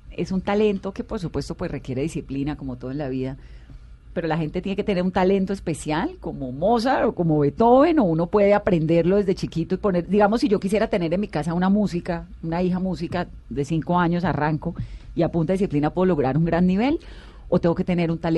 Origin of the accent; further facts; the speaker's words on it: Cali, Valle del Cauca, Colombia; yo soy caleña.